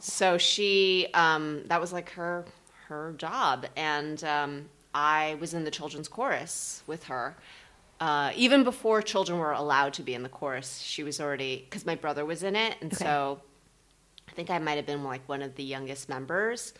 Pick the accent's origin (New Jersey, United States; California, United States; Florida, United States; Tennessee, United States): New Jersey, United States; I grew up in New Jersey